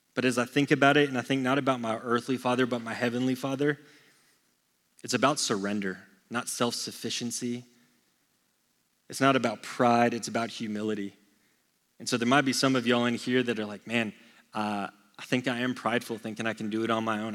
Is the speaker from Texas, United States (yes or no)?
yes; Texas, United States; born and raised in Texas